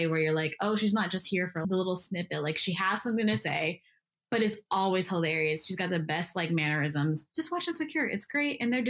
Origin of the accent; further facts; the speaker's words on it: Midwest, United States; I resonated with a lot growing up in the Midwest.